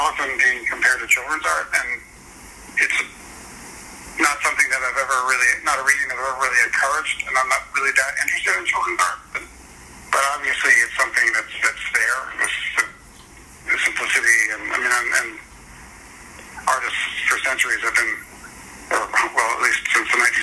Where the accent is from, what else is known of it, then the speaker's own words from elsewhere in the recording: Connecticut, United States; now in New York, United States; I was born in Connecticut